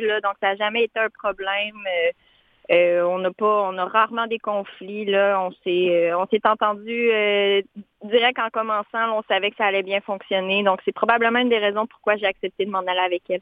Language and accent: French; Montmagny, Quebec, Canada; moved away as an adult; je viens d'un petit peu plus loin, là, hmm. vers Rivière-du-Loup. J'habite dans la région de Montmagny